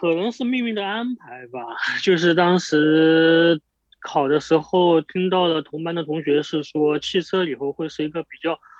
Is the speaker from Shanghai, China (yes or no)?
no; Sichuan, China; also born or lived in Chongqing; 我是四川人，结果我考到了重庆，